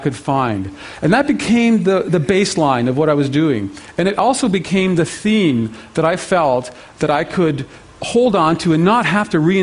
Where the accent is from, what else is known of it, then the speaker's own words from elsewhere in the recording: Canada; as a Canadian